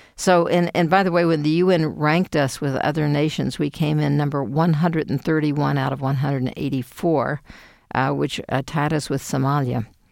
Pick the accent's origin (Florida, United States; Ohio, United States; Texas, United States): Texas, United States; Houston; moved away as an adult; I was born in Houston, Texas